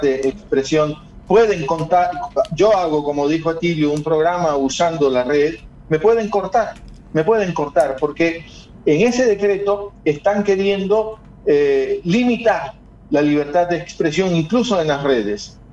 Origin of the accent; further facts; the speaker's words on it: Guayaquil, Guayas, Ecuador; Guayaquil hoy es mi ciudad, yo soy guayaquileño